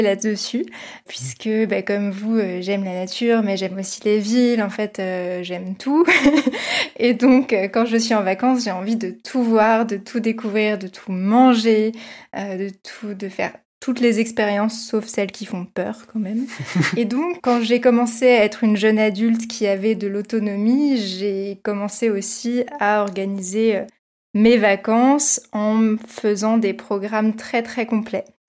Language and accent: French; Versailles, Île-de-France, France; born or raised there